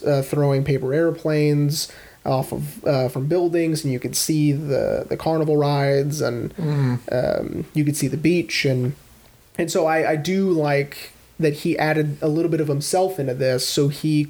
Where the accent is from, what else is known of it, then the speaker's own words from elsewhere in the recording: Texas, United States; We are from Texas